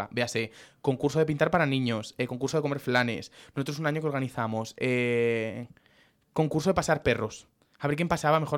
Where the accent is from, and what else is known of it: Guadarrama, Community of Madrid, Spain